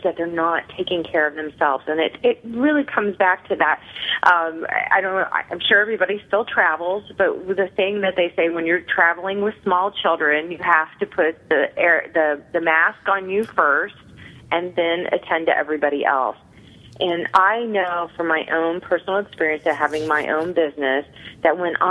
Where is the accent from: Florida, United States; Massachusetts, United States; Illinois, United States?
Illinois, United States; Clinton; moved away as an adult; also born or lived in New York area; now in New York, United States; I'm originally from Illinois, a small town called Clinton, where everybody went to work